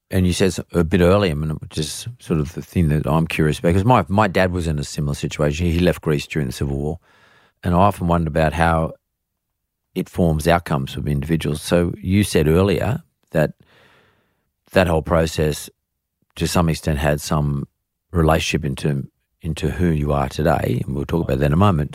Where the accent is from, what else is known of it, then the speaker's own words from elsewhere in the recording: Australia; we're Australian